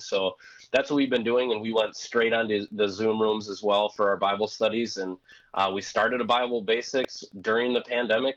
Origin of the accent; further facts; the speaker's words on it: Wisconsin, United States; accent: thick Wisconsin; moved away as an adult; now in Missouri, United States; my thick Wisconsin accent sticks out like a sore thumb